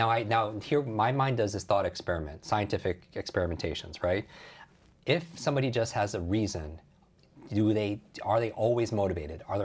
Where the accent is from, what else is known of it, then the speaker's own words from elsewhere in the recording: Northeast, United States; I grew up in the Northeast. I hate the cold, yeah.